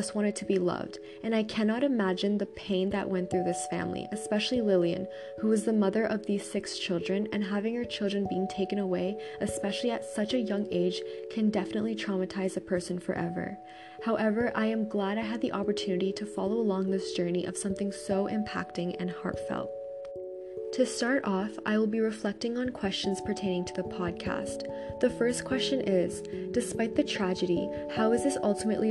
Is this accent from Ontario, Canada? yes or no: yes; Toronto, Ontario, Canada; born or raised there